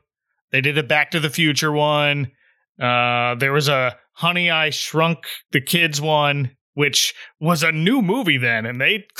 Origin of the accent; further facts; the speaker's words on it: near Haddonfield, New Jersey, United States; Tommy and I grew up near Haddonfield, New Jersey.